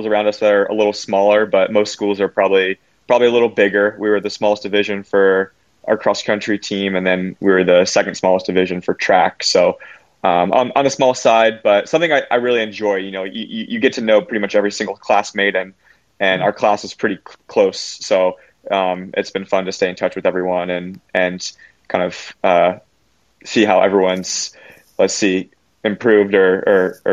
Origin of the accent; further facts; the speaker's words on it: Versailles, Ohio, United States; also born or lived in Indianapolis, Indiana; when I was around 9 or 10, we moved to Versailles, Ohio, in West Central Ohio